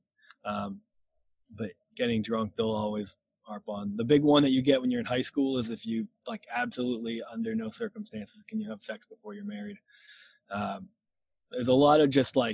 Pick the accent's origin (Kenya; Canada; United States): United States; Massachusetts; also born or lived in Lynchburg, Virginia; I'm from Massachusetts, and that's where I still live, and the only time I haven't lived here was my time in Lynchburg, Virginia, at Liberty